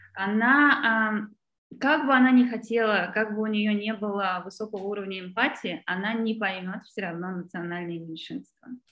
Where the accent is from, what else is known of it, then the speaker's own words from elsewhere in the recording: Saint Petersburg, Russia; moved away; я выросла в Петербурге